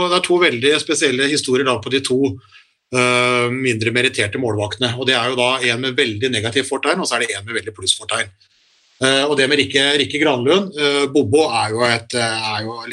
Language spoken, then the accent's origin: Norwegian; Norway; er glad jeg er norsk